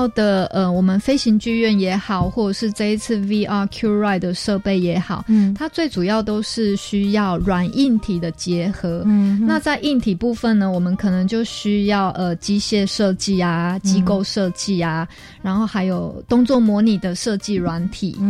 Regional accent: Taiwan; 可能我们台湾人对于呃刺激感的追求会比较要求，

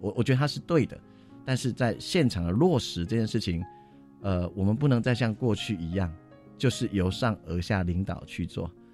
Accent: Tainan, Taiwan; moved away as an adult; now in Nantou County, Taiwan; 我不是南投人，我是台南人

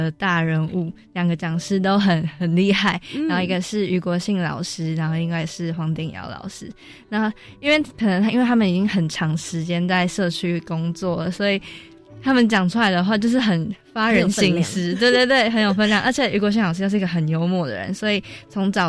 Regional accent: Keelung, Taiwan; 我是在基隆长大的嘛

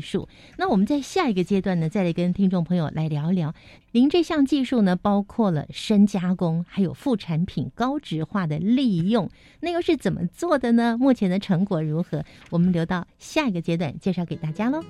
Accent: Taiwan; 我们台湾人呢，是住在这个四面环海的台湾

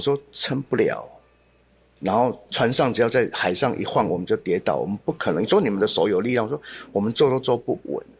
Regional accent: Wanluan, near Laiyi, Pingtung County, Taiwan; also born or lived in Bethany Children's Home, Pingtung; 我小时候在乡下，我们在万峦，就靠近来义。我嗯。我家其实在来义的门外面。嗯。然后家里那时候种莲雾

